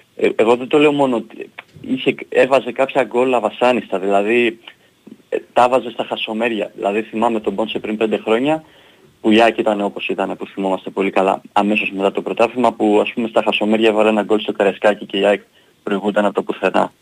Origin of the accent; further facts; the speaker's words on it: Greece; είμαστε Έλληνες